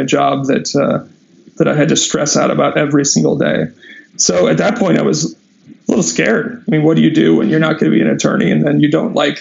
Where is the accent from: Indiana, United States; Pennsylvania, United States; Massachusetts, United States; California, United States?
California, United States; Southern; I grew up in Southern California